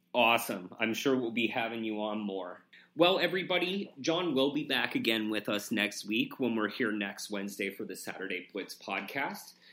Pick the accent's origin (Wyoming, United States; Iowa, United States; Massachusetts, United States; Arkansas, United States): Wyoming, United States; moved away; also born or lived in Oregon; living in, growing up in Wyoming